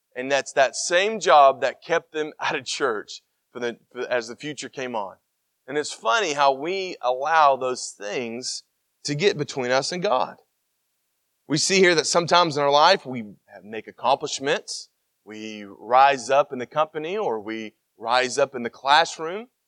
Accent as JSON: {"language": "English", "region": "Tennessee", "country": "United States", "said": "I'm from Tennessee"}